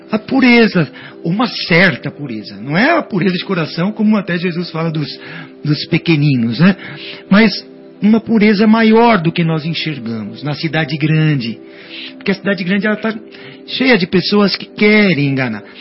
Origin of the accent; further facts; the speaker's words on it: interior of Minas Gerais, Brazil; minha família é uma família de Minas, né? nós somos lá do interior de Minas.